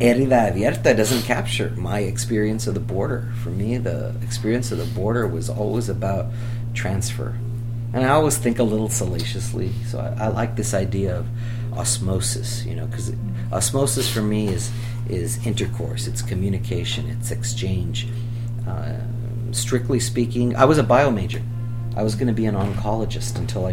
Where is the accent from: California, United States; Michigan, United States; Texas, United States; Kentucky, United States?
Texas, United States; Laredo; I'm from Laredo. For me, the border was every day.